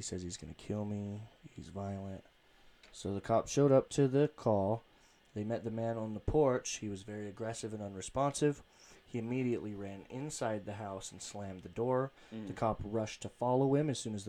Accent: Ogden, Utah, United States; born or raised there

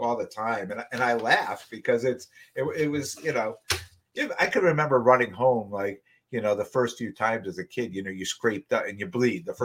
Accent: Wallingford, Connecticut, United States; where we live, you know, where we grew up in Wallingford

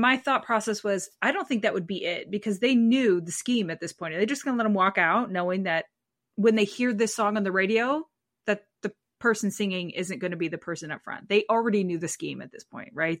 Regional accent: United States; As an American

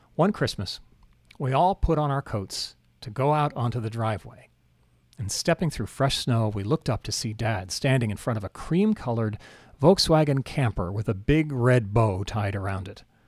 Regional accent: Anchorage, Alaska, United States; moved away as an adult; also born or lived in Philadelphia, Pennsylvania / North Carolina; My parents moved us to Anchorage, Alaska in nineteen seventy-one. Eleven years later, I went to college in North Carolina

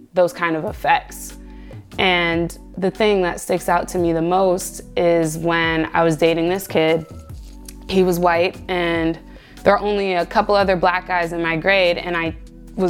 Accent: Cincinnati, Ohio, United States; I grew up in the city of Cincinnati

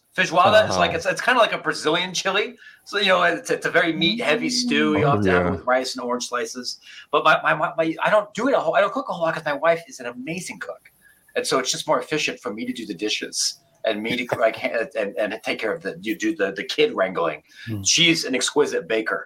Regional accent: near Columbus, Ohio, United States; somebody who was born and raised in Ohio

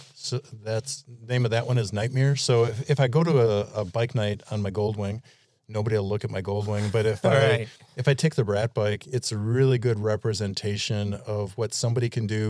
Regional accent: Milwaukee, Wisconsin, United States; Born and raised in Milwaukee.

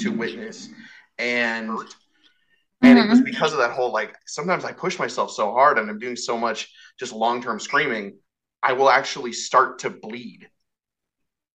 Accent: Western Colorado, United States; I grew up in Western Colorado, which is essentially Eastern Utah

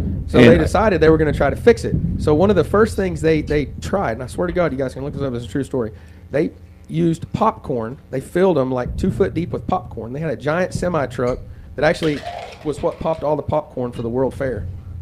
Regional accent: Roosevelt, Oklahoma, United States; born or raised there; also born or lived in Hobart, Oklahoma; now in Ripley, United States

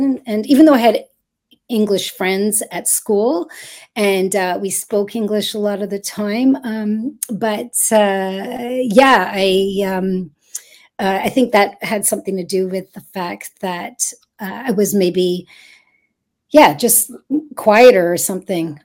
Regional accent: Montreal, Quebec, Canada; moved away as an adult; now in Toronto, Canada; I was actually born in Toronto, and then I moved to Montreal when I was one year old.

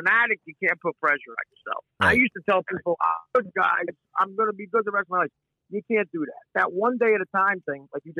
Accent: New Jersey, United States; I am a guy from North Jersey, an Italian kid who grew up with a blue-collar dad from North Jersey

